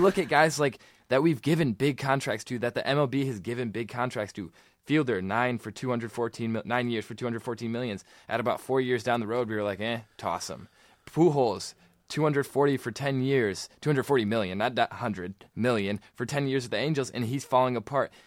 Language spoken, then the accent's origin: English; Michigan, United States; we're from Michigan